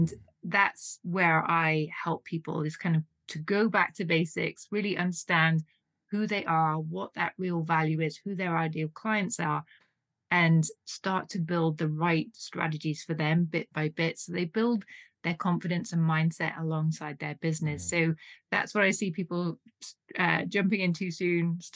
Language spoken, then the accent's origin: English; United Kingdom; now in Switzerland; you may tell from my accent, I'm originally from the UK